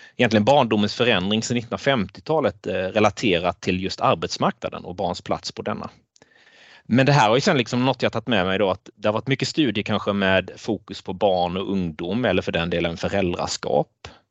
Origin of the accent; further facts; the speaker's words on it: Blekinge, Sweden; moved away as an adult; also born or lived in Jokkmokk; now in Jönköping, Sweden; person från Blekinge, där jag växte upp